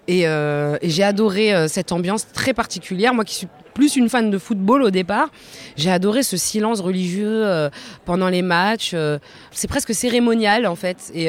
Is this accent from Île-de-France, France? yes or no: yes; Paris, Île-de-France, France; puis je suis parisienne, j'ai la chance d'avoir une équipe, une grosse équipe dans, dans, dans, ma ville.